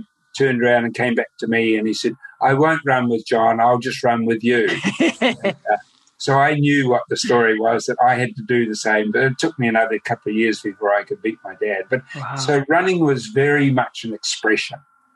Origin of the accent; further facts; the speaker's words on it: Nelson, New Zealand; I was born in Nelson, mm-hmm. and living out at Stoke, which is not far out